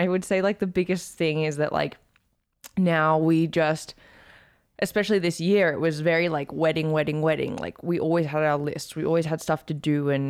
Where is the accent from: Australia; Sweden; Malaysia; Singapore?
Australia; accent: blended; also born or lived in United States; now in Calgary, Canada; Okay, well, I'm from Australia, in case you couldn't tell. My accent is like, people tell me it's really blended now.